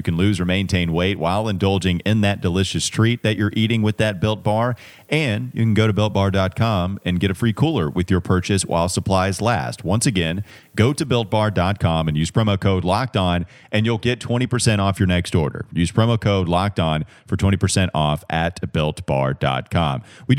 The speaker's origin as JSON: {"language": "English", "region": "North Carolina", "country": "United States", "said": "Yeah, I'm from Catawba County."}